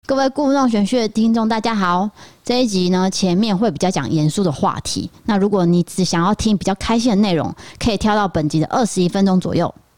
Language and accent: Chinese; Taiwan; 我也是台湾人